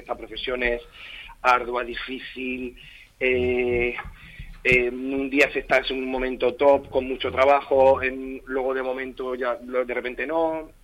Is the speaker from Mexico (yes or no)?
no; Torre Pacheco, Region of Murcia, Spain; now in Madrid, Spain; Yo he nacido allí, soy hijo de Ramón y Mari, mis padres, eh, bueno, tenían una tienda que se llamaba Moda Raima en la avenida de la estación. Y, bueno, yo me crié también un poquito allí